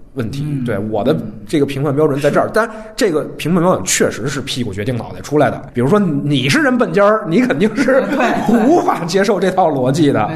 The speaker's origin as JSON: {"language": "Chinese", "country": "China", "said": "因为我是中国人"}